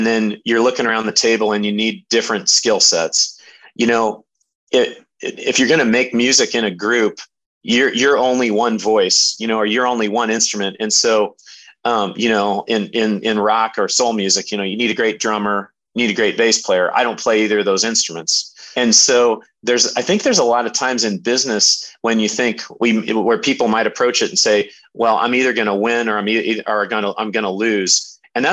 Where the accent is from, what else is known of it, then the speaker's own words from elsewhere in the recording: Hillsboro, Illinois, United States; also born or lived in Indianapolis, Indiana; now in Indiana, United States; grew up in Hillsboro, summers going out to Oakland, California, which I really consider a second home